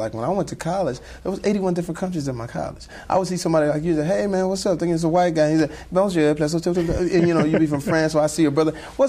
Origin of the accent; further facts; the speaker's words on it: Dallas, Texas, United States; I grew up in the South, you know, in Dallas.